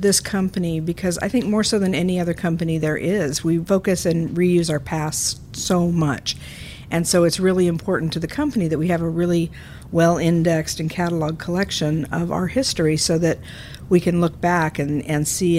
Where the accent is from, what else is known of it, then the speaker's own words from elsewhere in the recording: Glendale, California, United States; I was a local kid. I grew up in Glendale, Burbank, Eagle Rock area.